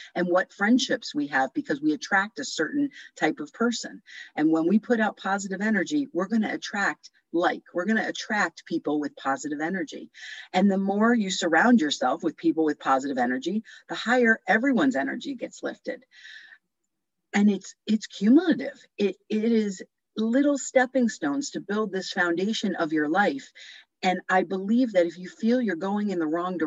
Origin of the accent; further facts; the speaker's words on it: New Jersey, United States; moved away; from New Jersey